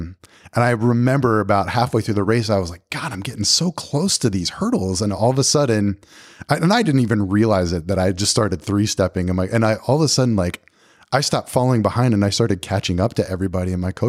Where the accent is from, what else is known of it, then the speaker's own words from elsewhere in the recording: Pennsylvania, United States; moved away as an adult; You know, I moved from Pennsylvania to Tennessee.